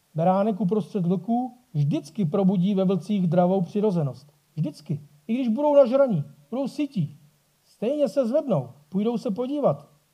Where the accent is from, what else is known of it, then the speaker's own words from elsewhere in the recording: Bohemia, Czechia; tady u nás v Čechách